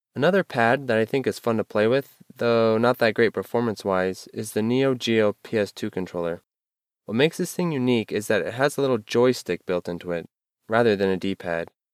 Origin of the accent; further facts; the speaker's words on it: United States; I'm an American